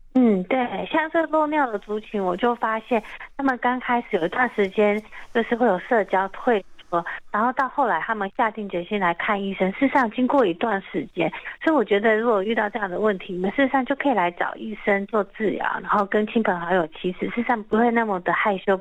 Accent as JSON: {"language": "Chinese", "country": "Taiwan", "said": "我们台湾人"}